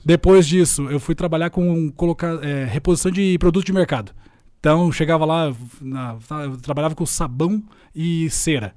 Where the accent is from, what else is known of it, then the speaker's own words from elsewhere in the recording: Curitiba, Paraná, Brazil; cresci muito de boa, sei assim, aqui em Curitiba, sou curitibano